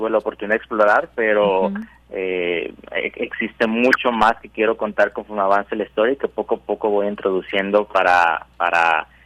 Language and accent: Spanish; Mexico